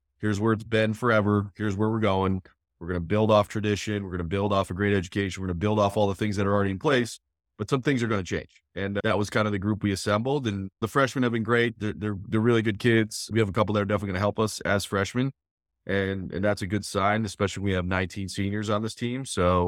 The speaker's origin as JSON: {"language": "English", "region": "New England", "country": "United States", "tie": "born or raised there", "also_born_or_lived": "State College", "moved": "as an adult", "lives_now": "Gettysburg, United States", "said": "I grew up in New England."}